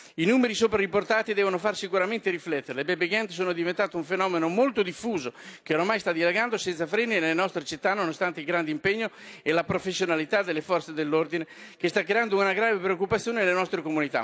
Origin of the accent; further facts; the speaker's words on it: Romagna Riviera, Emilia-Romagna, Italy; della Riviera Romagnola, della mia terra